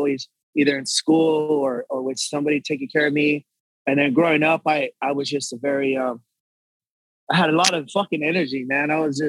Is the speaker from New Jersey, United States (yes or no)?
no; Texas, United States; Born and raised, yes.